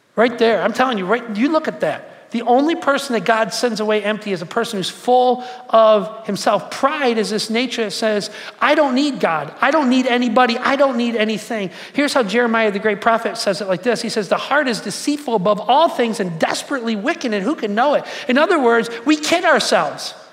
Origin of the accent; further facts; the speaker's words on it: Detroit, Michigan, United States; I'm from Detroit